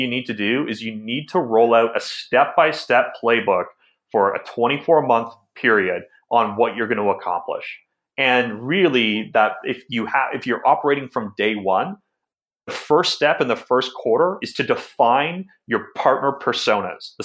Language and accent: English; Newmarket, Ontario, Canada; also born or lived in Toronto; I grew up in Newmarket, Ontario. That's about 45 minutes north of Toronto.